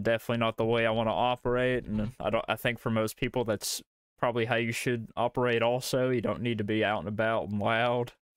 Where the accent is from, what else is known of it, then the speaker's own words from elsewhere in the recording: Kentucky, United States; accent: Southern; We're from uh, old uh, you know, bluegrass